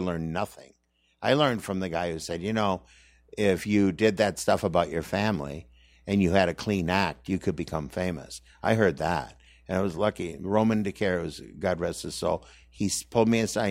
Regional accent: Saint Paul, Minnesota, United States; moved away; I'm from Minnesota

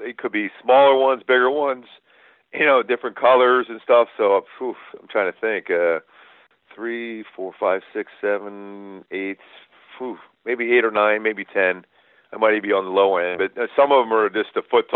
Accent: Philadelphia, Pennsylvania, United States; We grew up in Philly

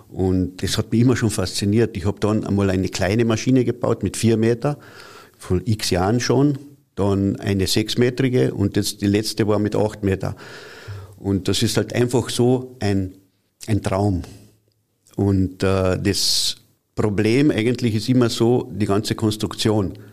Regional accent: Carinthia, Austria; Es gibt ja ein Flugzeugwerk hat es gegeben bei uns in Kärnten und das war in Seeboden bei Milstadt.

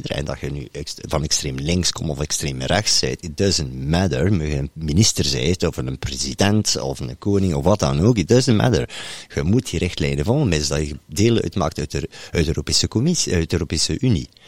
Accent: Bredene, Flanders, Belgium; maar voor het kort te schetsen, ik kom uiteindelijk uit Bredene.

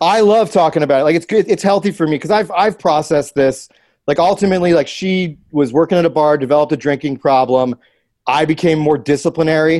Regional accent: Columbus, United States; moved away; my hometown, Columbus

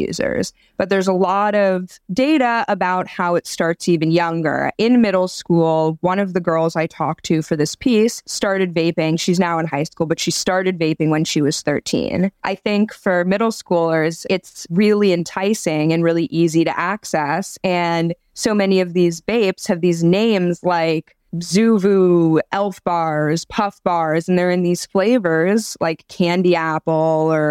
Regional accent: New York, United States; I'm from New York

